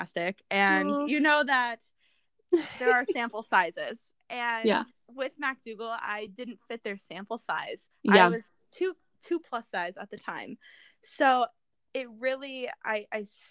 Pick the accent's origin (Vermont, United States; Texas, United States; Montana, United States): Vermont, United States; I grew up in Vermont where I played ice hockey on a girls' team and on a boys' team.